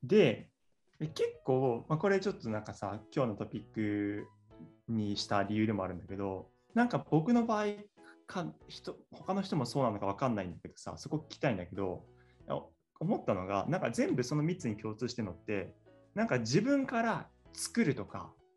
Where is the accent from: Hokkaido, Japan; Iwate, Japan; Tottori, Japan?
Tottori, Japan; moved away as an adult; now in Tokyo, Japan; 僕も鳥取出身で、そうね、高校であの同じだった